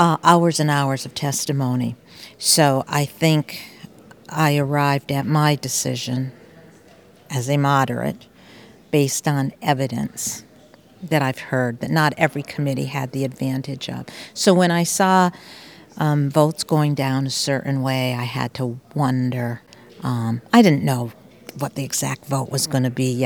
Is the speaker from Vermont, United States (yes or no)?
yes; West Rutland, Vermont, United States; I grew up in West Rutland